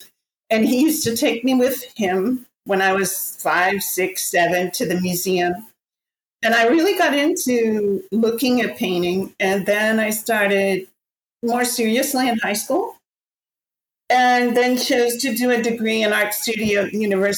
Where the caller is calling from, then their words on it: Galicia, Spain; I'm speaking from Spain, from the northwest corner near Santiago de Compostela, and between Santiago and the Portuguese border.